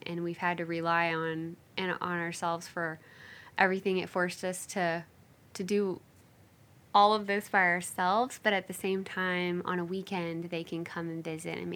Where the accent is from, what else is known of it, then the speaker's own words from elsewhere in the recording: Oklahoma, United States; moved away as an adult; also born or lived in Georgia; now in Kansas, United States; I'm from Oklahoma